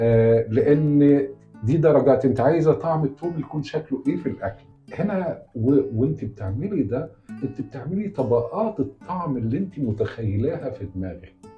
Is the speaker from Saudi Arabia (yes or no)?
no; Upper Egypt, Egypt; now in Cairo, Egypt; انا لحد ما جيت القاهره من الصعيد